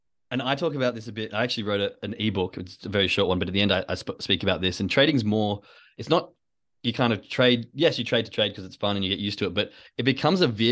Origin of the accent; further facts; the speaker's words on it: Perth, Western Australia, Australia; moved away; I came from Western Australia, Perth